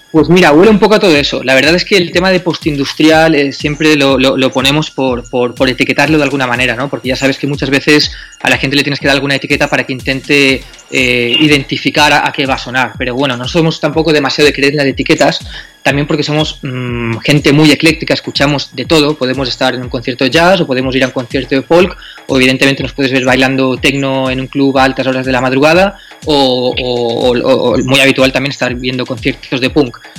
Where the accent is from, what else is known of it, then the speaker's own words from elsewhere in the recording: Alcoy, Valencian Community, Spain; venimos de Alcoy, que es una ciudad que es postindustrial